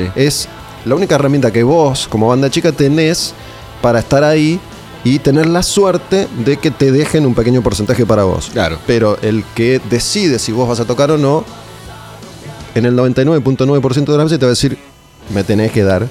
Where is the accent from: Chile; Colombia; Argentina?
Argentina; como argentino que soy